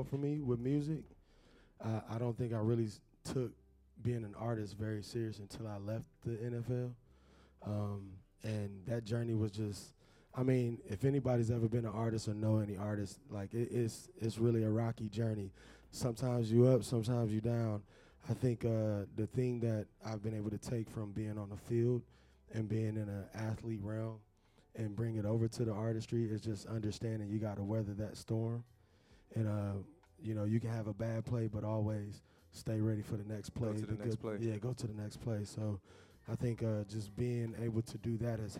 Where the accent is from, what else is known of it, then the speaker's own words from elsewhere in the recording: Elkhart, Indiana, United States; moved away as an adult; also born or lived in Chicago, Illinois; I'm from Elkhart, Indiana, by way of Chicago. I grew up in a small town in Indiana